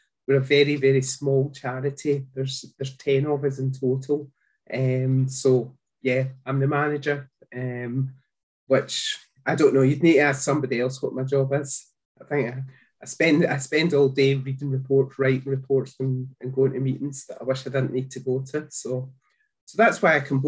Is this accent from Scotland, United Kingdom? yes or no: yes; Glasgow, Scotland, United Kingdom; you might have guessed by the accent that I'm from Scotland. I live in a small town just outside of Glasgow